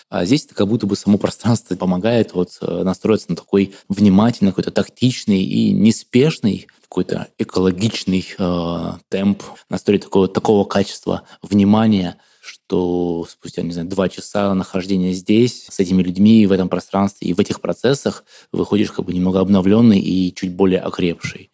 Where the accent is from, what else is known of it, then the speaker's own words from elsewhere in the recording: Krasnoyarsk, Krasnoyarsk Krai, Russia; я из Красноярска